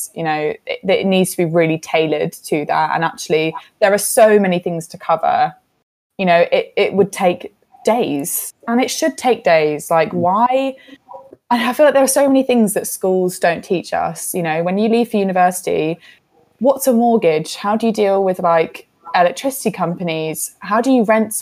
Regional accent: United Kingdom; We're all British

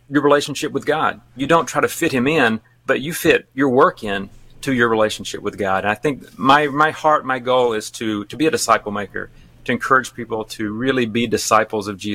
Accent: Alabama, United States; accent: Alabama; moved away as an adult; now in Japan; We've now lived in Japan longer than I lived in Alabama, so I haven't lost all of my accent, but a lot of it.

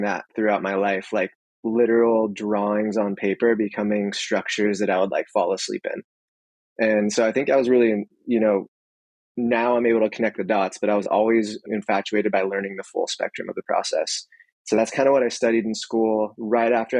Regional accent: Santa Cruz, California, United States; also born or lived in San Francisco / Mountain View; I'm born and raised in Santa Cruz

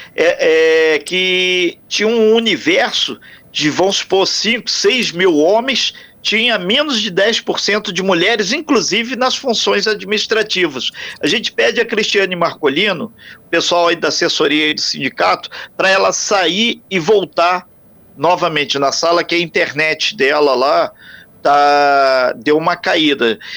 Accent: Brazil; somos brasileiros

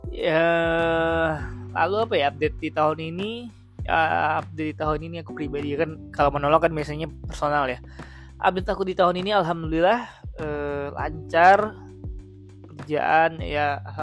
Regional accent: Padang, West Sumatra, Indonesia; nah aku kan orang Padang kan ya maksudnya uh, mungkin kamu juga bukan orang

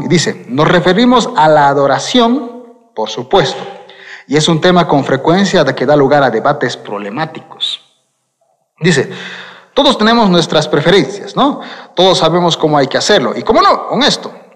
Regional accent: Quillacollo, Cochabamba, Bolivia; also born or lived in Vinto; Yo nací en Quillacollo, es decir, aquí, o sea que vivo en Cochabamba, pero vivía en Vinto

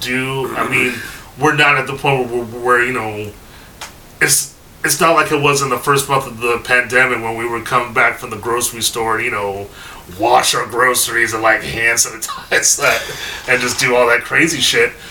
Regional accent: Bay Area, California, United States; I'm from the Bay Area

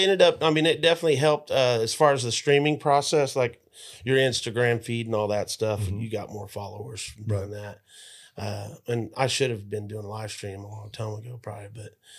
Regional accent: Oklahoma City, Oklahoma, United States; also born or lived in St. Louis; I'm from Oklahoma City.

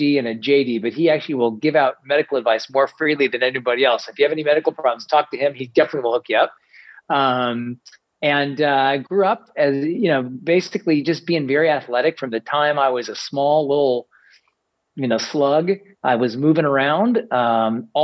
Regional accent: Kansas City, Missouri, United States; I grew up in Kansas City, Missouri, and out in the middle of the country.

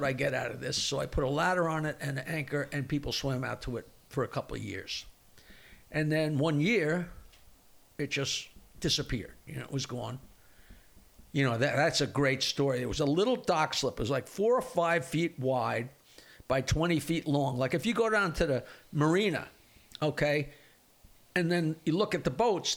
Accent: East Norwich, New York, United States; also born or lived in Michigan / Bayville; I lived in East Norwich my entire life, which is just south of Oyster Bay, which is just south of Bayville.

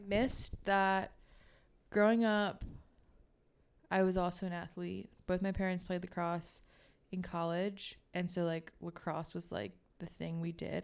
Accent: Baltimore, Maryland, United States; I grew up in Baltimore, the suburbs

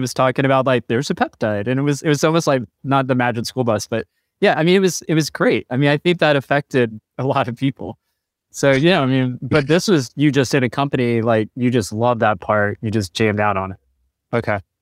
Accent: Chattanooga, Tennessee, United States; I grew up in Chattanooga

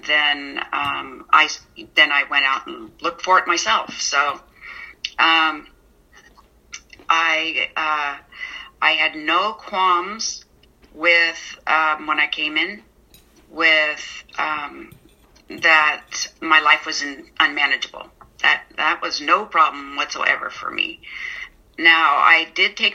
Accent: San Mateo, California, United States; now in Portland, United States; I grew up in San Mateo

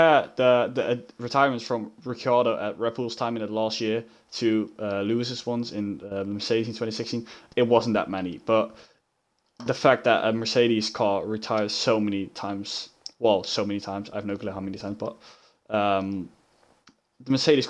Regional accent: Rotterdam, South Holland, Netherlands; I'm Dutch

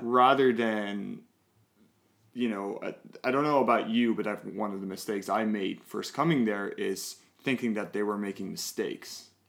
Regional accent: Netherlands; now in Canada; I'm from the Netherlands

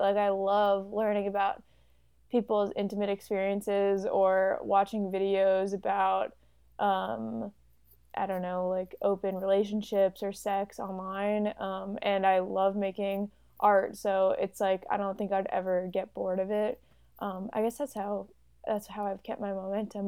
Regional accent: Chicago, Illinois, United States; I'm also from Chicago

